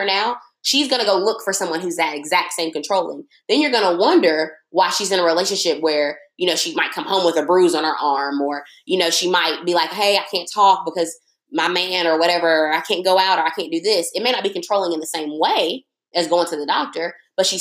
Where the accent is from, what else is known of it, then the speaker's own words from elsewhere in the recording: United States; as an American woman, someone who was born here